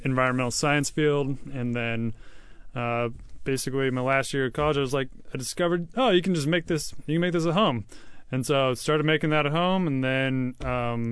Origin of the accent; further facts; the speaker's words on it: La Center, Washington, United States; I'm from Washington, down south. I grew up in a little town called La Center